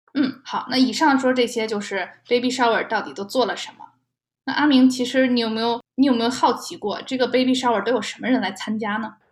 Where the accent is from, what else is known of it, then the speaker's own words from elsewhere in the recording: China; now in United States; 在中国的话，我们一般是不会在宝宝出生前有任何的庆祝活动的